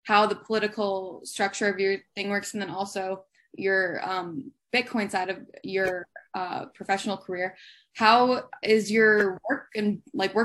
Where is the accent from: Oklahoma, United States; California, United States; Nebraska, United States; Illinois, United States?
Illinois, United States; I'm from Illinois